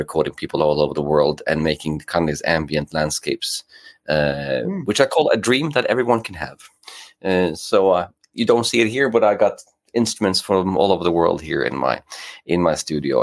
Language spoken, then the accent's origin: English; Norway; English is a second language; also born or lived in England; now in Gothenburg, Sweden; I'm based in Gothenburg in Sweden, but I'm from Norway.